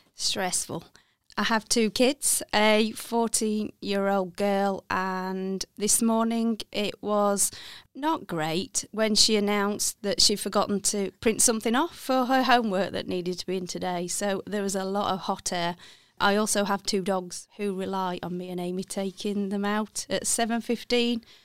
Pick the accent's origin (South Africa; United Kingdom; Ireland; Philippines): United Kingdom; Walsall, West Midlands; accent: Brummie; moved away as an adult; now in Sheffield, United Kingdom; I am a, a Bromé, so I originally come from Walthall.